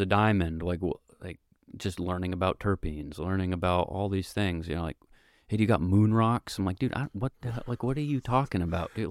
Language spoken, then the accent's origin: English; Vermont, United States; I grew up here in Vermont